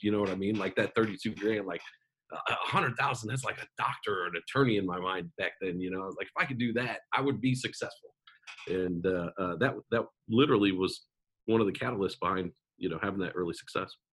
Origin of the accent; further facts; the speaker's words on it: Omaha, Nebraska, United States; I grew up in Omaha, Nebraska